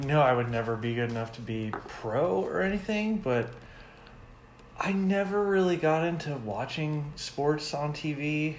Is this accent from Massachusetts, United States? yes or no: no; Texas, United States; I'm from Texas.